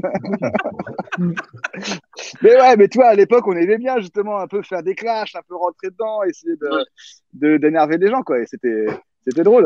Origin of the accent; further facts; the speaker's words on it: Conflans-Sainte-Honorine, Île-de-France, France; je viens de Conflans